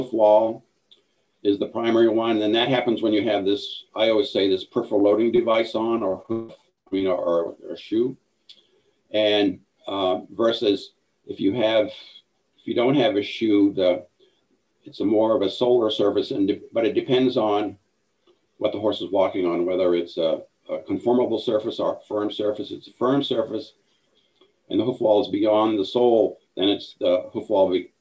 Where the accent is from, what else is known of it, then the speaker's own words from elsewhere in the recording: Northern Maine, United States; moved away as an adult; also born or lived in Galveston / New York City / Idaho; I grew up in Northern Maine